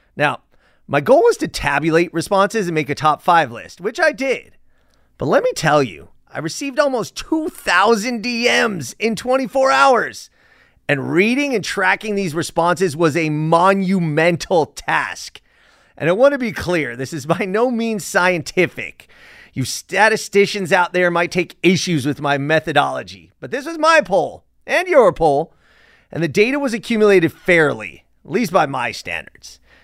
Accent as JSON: {"language": "English", "town": "Los Angeles", "region": "California", "country": "United States", "tie": "born or raised there", "said": "I was born and raised in Sepulveda"}